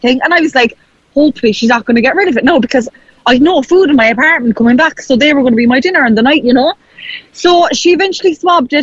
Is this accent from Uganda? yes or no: no; Kerry, Munster, Ireland; moved away; I was home there for a couple of days, and I was flying back from Kerry Airport